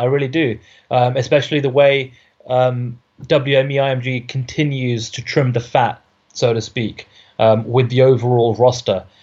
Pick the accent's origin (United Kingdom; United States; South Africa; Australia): United Kingdom; I'm a Brit